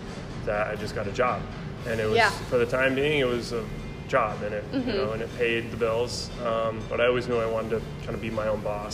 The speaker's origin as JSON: {"language": "English", "town": "Camden", "region": "Maine", "country": "United States", "also_born_or_lived": "Philadelphia", "said": "Camden, Maine."}